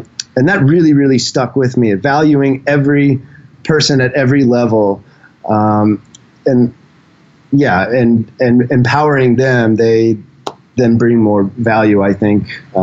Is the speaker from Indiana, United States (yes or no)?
yes; Indianapolis, Indiana, United States; moved away as an adult; also born or lived in Seattle, United States; now in Thailand; born and raised in Indianapolis, and was out in Seattle for about 6 years before I came to Thailand